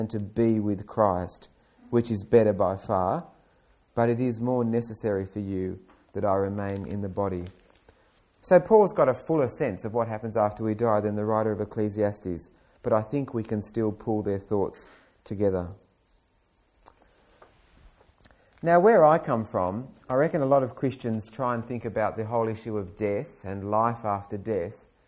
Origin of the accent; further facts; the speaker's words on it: Australia; as an Australian